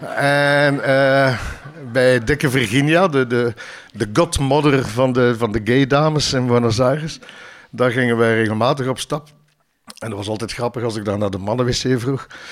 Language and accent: Dutch; Ghent, Flanders, Belgium; ik ben zelf van Ledenberg